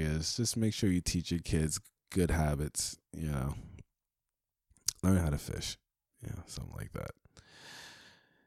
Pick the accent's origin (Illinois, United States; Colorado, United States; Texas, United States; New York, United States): New York, United States; I'm from New York